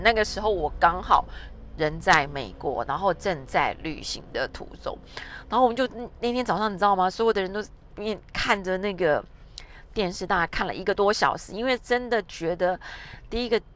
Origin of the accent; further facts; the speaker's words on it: Taiwan; 两个日本人跟两个台湾人这样搭配，刚好大家可以用自己的母语在沟通。